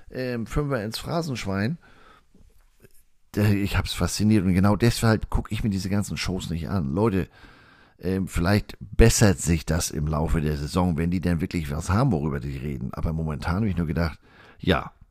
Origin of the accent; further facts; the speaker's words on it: Germany; Ich habe gesagt, ich bin Deutscher, ich darf hier nicht wählen.